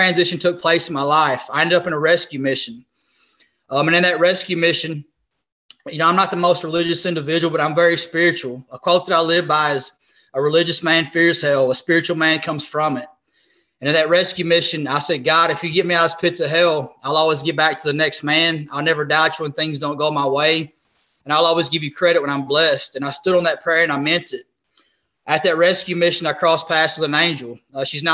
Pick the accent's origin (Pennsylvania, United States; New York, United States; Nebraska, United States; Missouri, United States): Missouri, United States; Southeast; moved away as an adult; now in Jacksonville, United States; originally I'm from Southeast Missouri. I now reside here in Jacksonville, North Carolina with my wife.